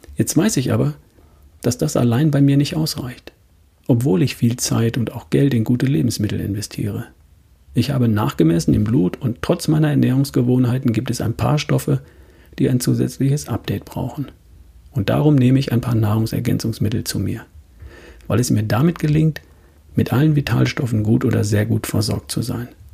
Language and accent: German; Germany; bei uns in Deutschland